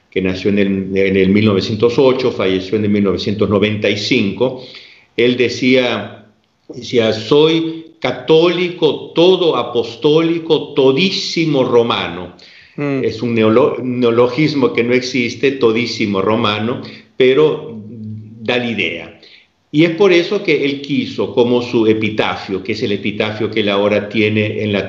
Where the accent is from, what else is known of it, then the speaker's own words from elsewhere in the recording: Peru; moved away as an adult; also born or lived in England; now in Milan, Italy; Yo soy, yo soy peruano, nací en el Perú, aunque tengo también la nacionalidad española. Después de haber estudiado en, en Inglaterra, yo volví al Perú en el 70 y tuve que salir definitivamente en el 74